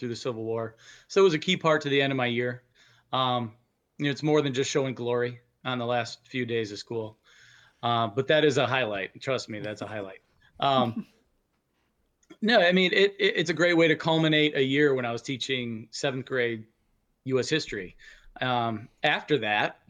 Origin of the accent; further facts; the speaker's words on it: Illinois, United States; Growing up in Illinois